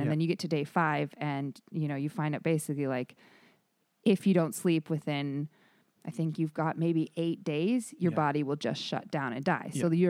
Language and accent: English; Michigan, United States; also born or lived in Arizona; I'm originally from Michigan and Arizona, and then lived in San Diego and Los Angeles before this.